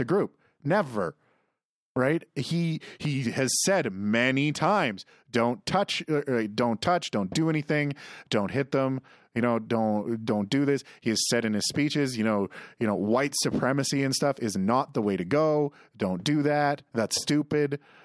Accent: near the Corner Gas set, Saskatchewan, Canada; the set is literally half an hour from my hometown

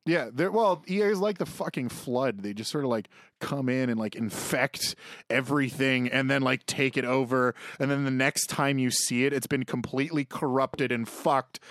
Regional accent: Canada; I'm from Canada and don't speak German

